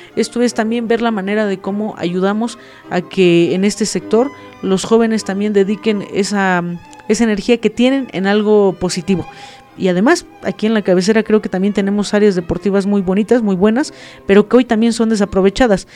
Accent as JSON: {"language": "Spanish", "town": "Tixmadejé Grande", "region": "State of Mexico", "country": "Mexico", "tie": "born or raised there", "said": "yo soy de la comunidad de Tixmadeje Grande y bueno, eh, justamente mm, toda mi vida he vivido ahí, mm, crecí bajo la crianza de mis abuelos maternos"}